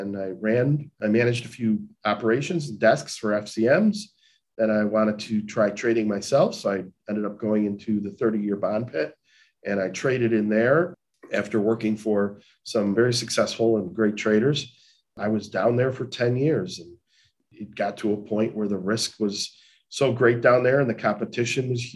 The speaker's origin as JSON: {"language": "English", "town": "Chicago", "region": "Illinois", "country": "United States", "tie": "born or raised there", "said": "a kid growing up in Chicago, who normal background growing up in the city itself"}